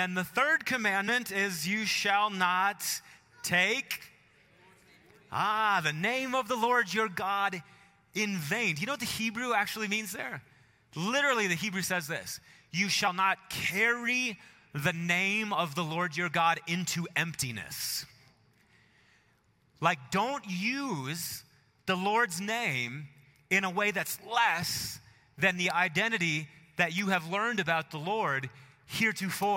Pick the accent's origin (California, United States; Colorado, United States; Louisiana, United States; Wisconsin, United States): Wisconsin, United States; Marshfield; moved away; I was home, my hometown, Marshfield, Wisconsin